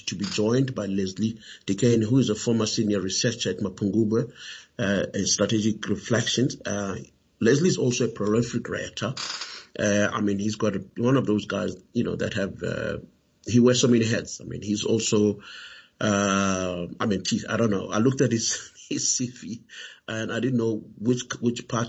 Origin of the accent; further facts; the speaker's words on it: South Africa; as a South African